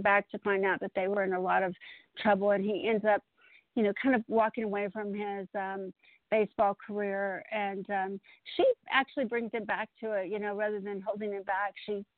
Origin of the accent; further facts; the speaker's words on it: Austin, Texas, United States; moved away as an adult; now in Colorado, United States; I'm from Austin, so I'm from a bigger city